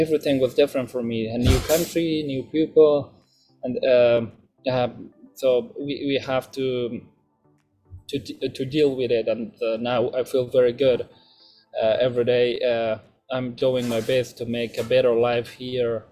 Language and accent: English; Afghanistan; moved away as an adult; now in United States; when the Taliban took over Afghanistan and I had no other choice than coming here